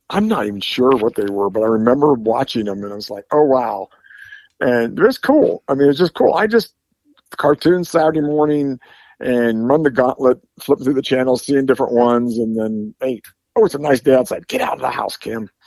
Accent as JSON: {"language": "English", "town": "Bethel", "region": "Ohio", "country": "United States", "tie": "born or raised there", "said": "I grew up about oh, eight miles from where I'm sitting right now, in a little town called Bethel, Ohio."}